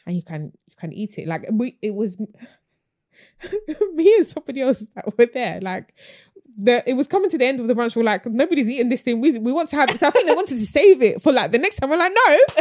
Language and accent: English; London, United Kingdom; I grew up in Hackney